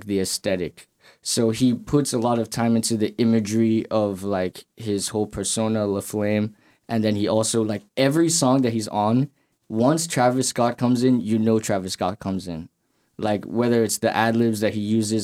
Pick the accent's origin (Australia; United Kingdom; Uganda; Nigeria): Nigeria; Lagos; moved away as an adult; also born or lived in Canarsie, Brooklyn; now in United States; I grew up in Lagos, Nigeria. So that's where I'm originally from. Like, most of my life was in Lagos, Nigeria.